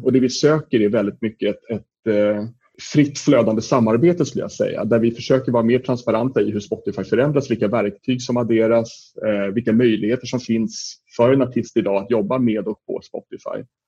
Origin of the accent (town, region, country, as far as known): Sweden